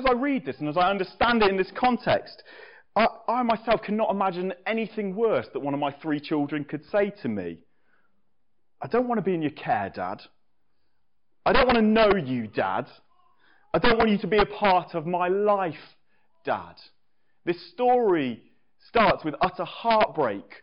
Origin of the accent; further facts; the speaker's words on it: England, United Kingdom; as an Englishman